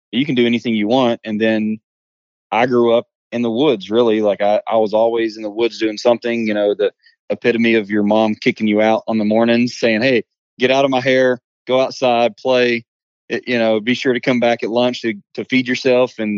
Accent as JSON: {"language": "English", "town": "Johnson City", "region": "Tennessee", "country": "United States", "tie": "born or raised there", "said": "So Gatlinburg is only about 45 minutes I guess, west of me."}